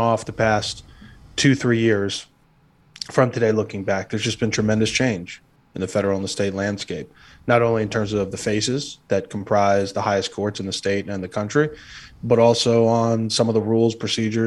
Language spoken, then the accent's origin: English; New York, United States; now in Florida, United States; I grew up in New York